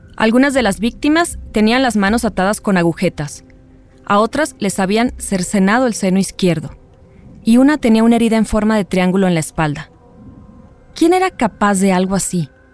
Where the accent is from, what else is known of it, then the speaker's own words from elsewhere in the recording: Mexico; como mexicanas, como periodistas